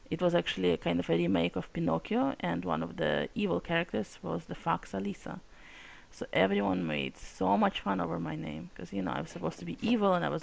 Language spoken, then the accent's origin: English; Russia; first language Russian; English is a second language; now in United States; And in fact, as you can tell by the accent, I'm from Russia. Well, from Soviet republics. And so we, everyone spoke Russian